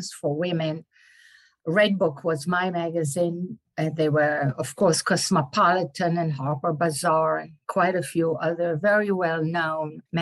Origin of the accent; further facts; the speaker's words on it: Israel; English is a second language; moved away as an adult; also born or lived in Florida; now in New York, United States; I was born and raised in Israel